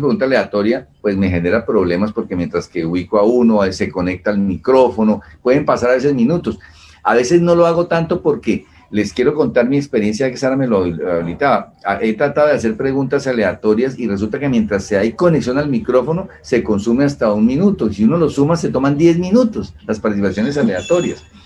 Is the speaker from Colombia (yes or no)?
yes; Colombia; nosotros como colombianos